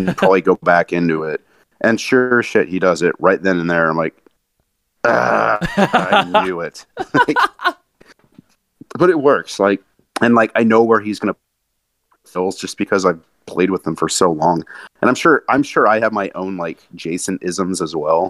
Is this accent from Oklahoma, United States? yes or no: no; Monterey, California, United States; moved away as an adult; also born or lived in Santa Cruz, California / Edmonton, Alberta; now in Portland, United States; i grew up in Monterey and Santa Cruz